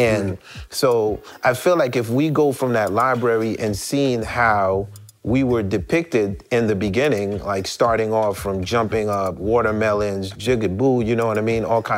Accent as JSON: {"language": "English", "country": "Haiti", "moved": "yes", "said": "When I came from Haiti, I used to watch Family Feud, literally one of our favorite shows still to today on the planet."}